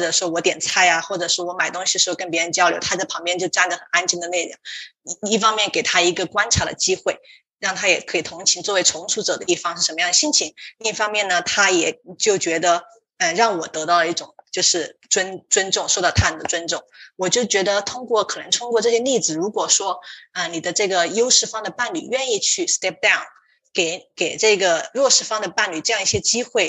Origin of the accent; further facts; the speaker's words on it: Sichuan, China; moved away as an adult; now in United States; 让我想起了我们老家，就是呃老家四川的一个景色。